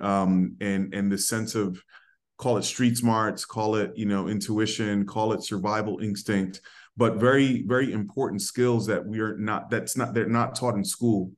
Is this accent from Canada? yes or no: no; New York City, New York, United States; I was raised in the Bronx